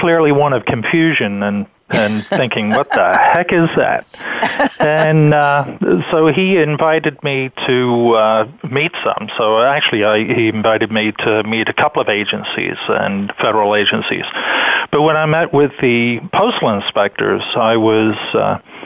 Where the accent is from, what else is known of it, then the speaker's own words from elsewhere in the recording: England, United Kingdom; now in United States; originally, I'm from England